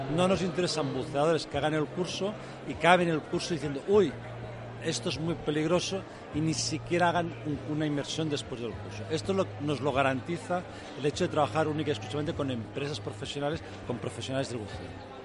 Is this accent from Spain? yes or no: yes; Spain; yo soy español